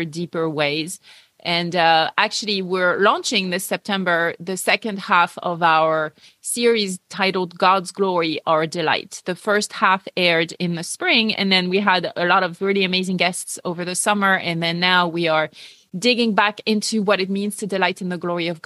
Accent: France; English is a second language; moved away; also born or lived in United Kingdom / United States; I grew up atheist in France

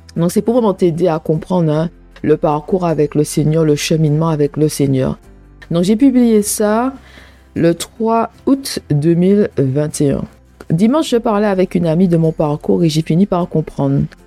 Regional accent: Martinique; moved away as an adult; also born or lived in England; now in United Kingdom; je viens de la Martinique, un pays ensoleillé un pays qui, ressemble à un paradis. La Martinique, c'est vraiment un paradis, c'est beau. Les, je dis pas que c'est parfait, hein. il n'y a, y a aucun endroit, il y a aucun pays qui est parfait, d'accord, mais c'est vraiment mon pays de naissance, mon pays natal

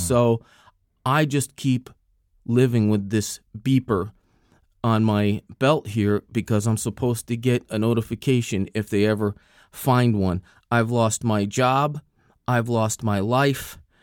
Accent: New Jersey, United States; I'm from New Jersey.

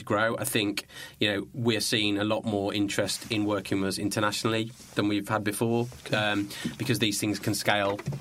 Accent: Birmingham, West Midlands, United Kingdom; I come from Birmingham. I come from Birmingham.

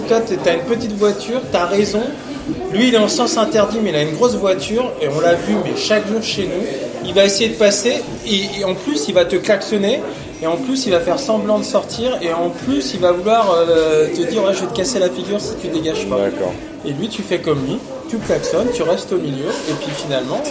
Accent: Brittany, France; moved away as an adult; also born or lived in Paris region; now in Krasnodar, Russia; je suis un Breton. Ouais. Donc, euh, voilà. Breton en premier, Français en deuxième.

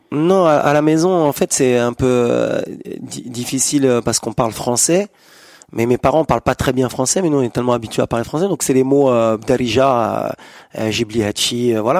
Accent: Corbeil-Essonnes, Île-de-France, France; je viens de la région parisienne, banlieue sud, Corbeil-Essonne

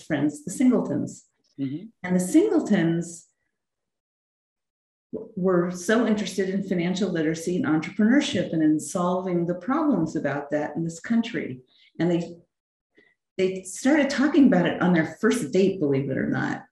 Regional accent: Los Angeles, California, United States; I'm a local girl. I grew up in Los Angeles in Studio City, went to Hollywood High

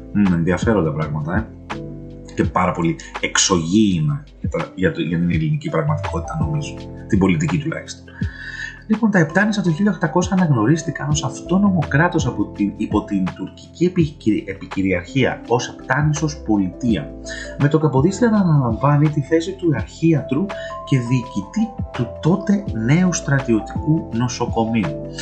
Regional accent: Greece; εμείς ως Έλληνες

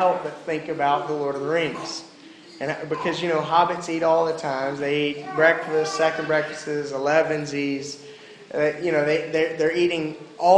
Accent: the South, United States; I grew up in the South

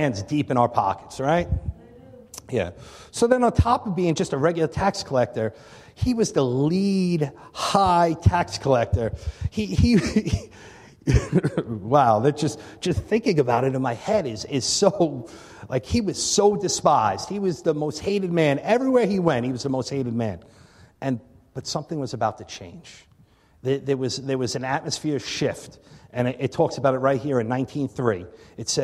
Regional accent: Long Island, New York, United States; moved away as an adult; also born or lived in Albany / Connecticut; now in Buffalo, United States; I'm originally from Long Island. So, you know, I grew up on Long Island

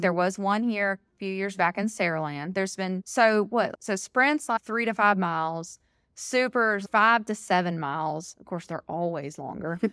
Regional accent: Alabama, United States; I'm born and raised in Alabama

